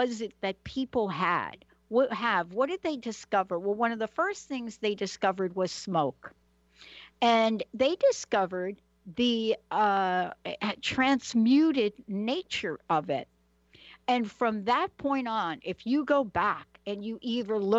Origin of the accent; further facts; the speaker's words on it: New York City, New York, United States; I literally grew up in the Bronx